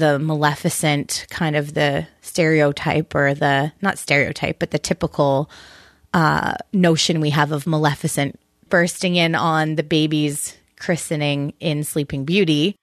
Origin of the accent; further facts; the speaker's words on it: Canada; I'm just Canadian.